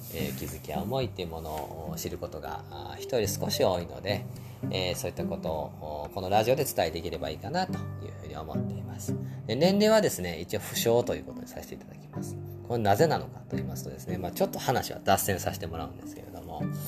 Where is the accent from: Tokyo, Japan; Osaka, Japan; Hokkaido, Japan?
Osaka, Japan; also born or lived in Kyoto; 京都生まれ、大阪育ち、現在は大阪に住んでますね